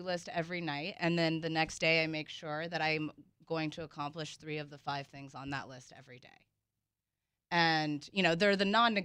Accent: the South, United States; I'm from the South

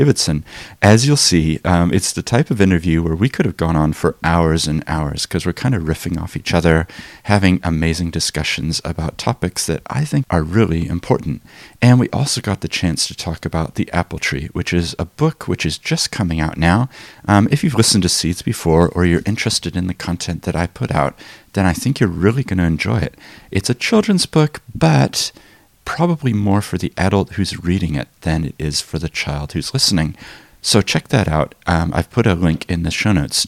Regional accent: Papakaio, Otago, New Zealand; moved here when I was 7 years old

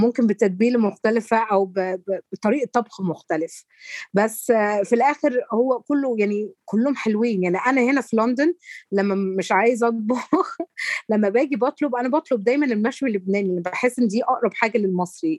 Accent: Egypt; احنا كمصريين

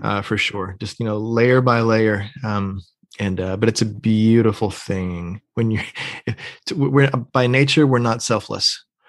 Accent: Pennsylvania, United States; moved away as an adult; also born or lived in North Georgia, United States / Atlanta, Georgia, United States; I grew up in Pennsylvania

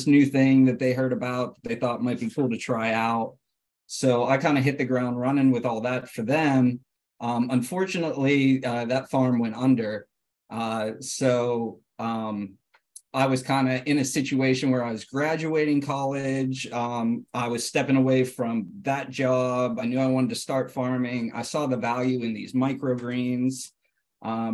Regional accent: Butler, Pennsylvania, United States; I grew up in Western Pennsylvania, in a small rural town called Butler.

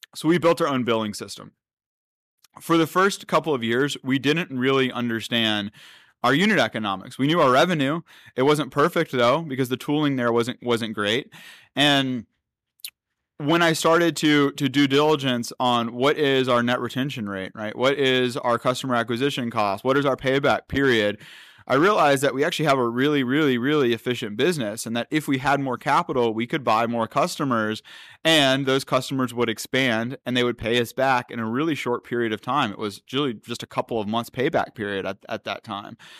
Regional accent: North Carolina, United States; I'm from North Carolina, and so out there, you know, it's not it's not much technology. It's it's more traditional businesses, especially when I when I was growing up

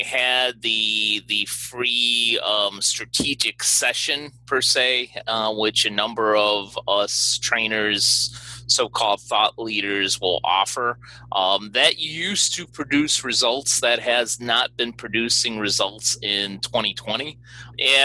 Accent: Chicago, Illinois, United States; my hometown of Chicago

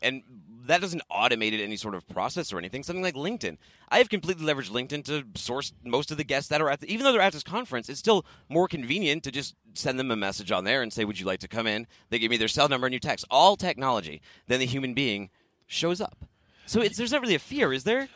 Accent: Boston, Massachusetts, United States; moved away; I'm from Boston

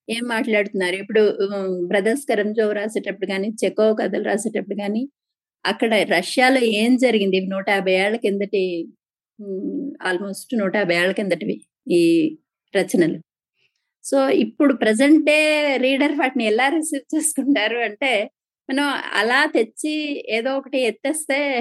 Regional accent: Palakonda, Andhra Pradesh, India; మాది శ్రీకాకుళం జిల్లా పాల్గొండ అండి

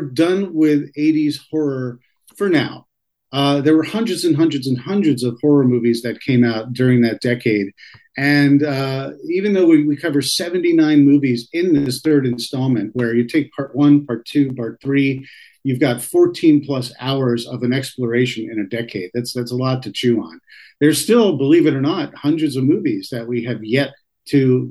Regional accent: the New York area, United States; growing up in the New York area

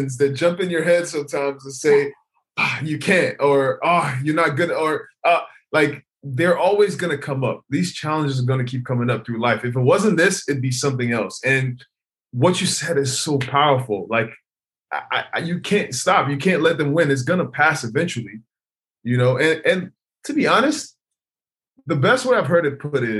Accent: Nigeria; now in United States; I moved to America by myself. And originally I'm from Nigeria.

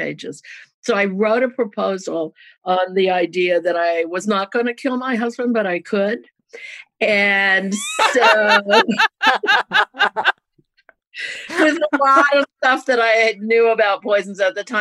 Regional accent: Louisiana and Georgia, the South, United States; I grew up in the South in Louisiana and Georgia

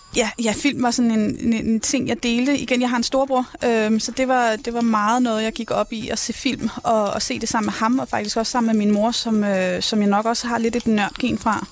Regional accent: Rungsted, Capital Region of Denmark, Denmark; jeg er født og opvokset i Rungsted

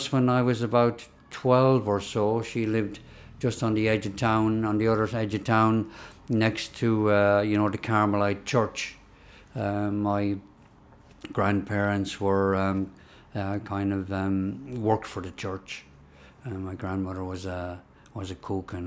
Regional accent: Kildare, Leinster, Ireland; I'm not Irish at all. You know, I was born there

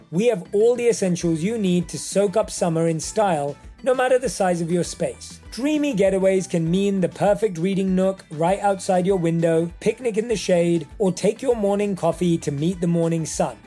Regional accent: London, United Kingdom; I was born and raised in London

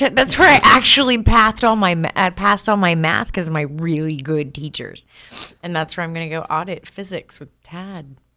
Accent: Oklahoma, United States; I'm from Oklahoma

